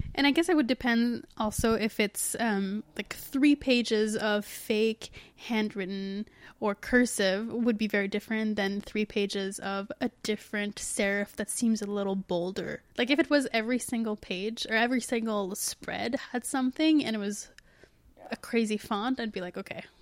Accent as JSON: {"language": "English", "country": "Canada", "said": "we're Canadian"}